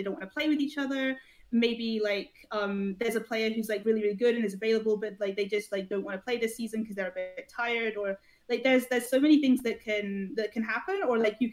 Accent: Scotland, United Kingdom; I'm Scottish

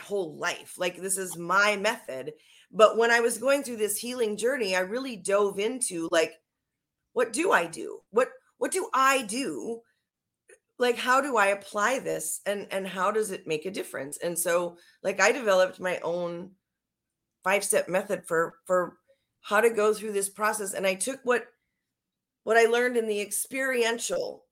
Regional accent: Minnesota, United States; moved away; I'm from Minnesota too, originally

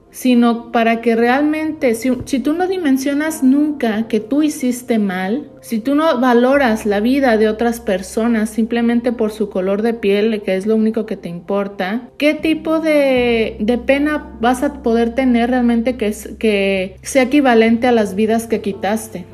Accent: Mexico; now in United States; en México nos sentimos muy orgullosos.

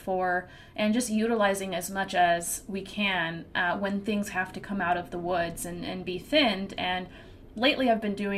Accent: Washington, United States; moved away as an adult; now in North Carolina, United States; I was from the Washington State area, which is a very big logging community, and I was raised in it

